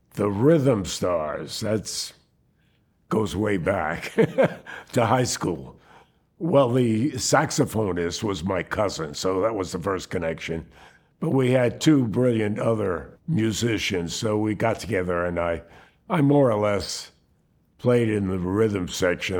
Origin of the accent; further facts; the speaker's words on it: Newark, New Jersey, United States; I was born in Newark, New Jersey, went to public school